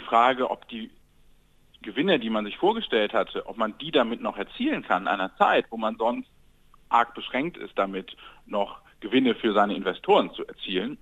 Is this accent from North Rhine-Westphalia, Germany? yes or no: yes; Mönchengladbach, North Rhine-Westphalia, Germany; ich komme gebürtig aus Mönchengladbach